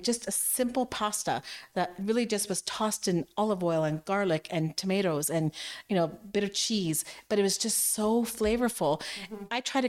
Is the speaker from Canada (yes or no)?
yes; Canada; there's a more romantic culture there than I've experienced being a Canadian.